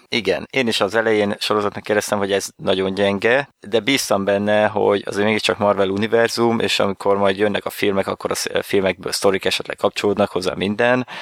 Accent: Hungary; itt magyarként

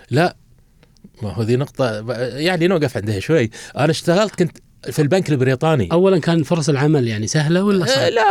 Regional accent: Doha, Qatar; كنت اخرج انا وجدي الله يرحمه نمشي من مشيرب او قصدي من بيتنا في في فريج عبد العزيز الى وين سوق واقف

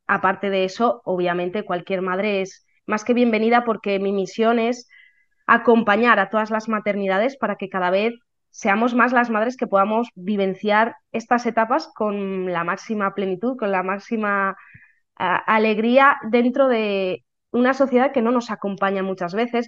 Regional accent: Valladolid, Castile and León, Spain; soy de Valladolid

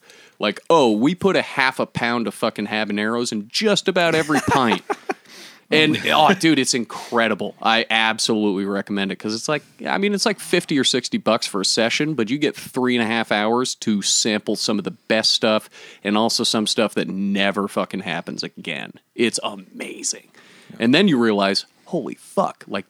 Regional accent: St. Albans, Vermont, United States; I grew up in the Maple City in Vermont

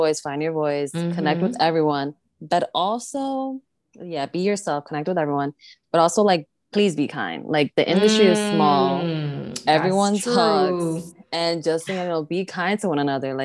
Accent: New York City, New York, United States; I'm from the Bronx

